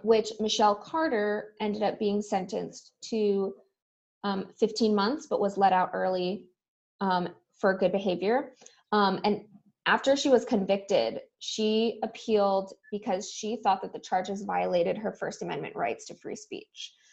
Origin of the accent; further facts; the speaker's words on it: Southern California, United States; I grew up in Southern California